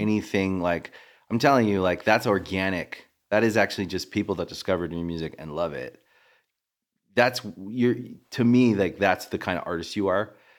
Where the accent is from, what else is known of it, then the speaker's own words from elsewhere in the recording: Maryland, United States; moved away; We're both from Maryland